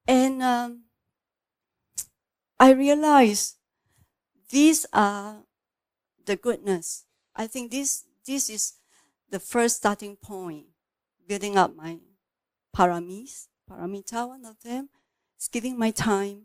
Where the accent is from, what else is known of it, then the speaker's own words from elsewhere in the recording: Singapore; I'm from Singapore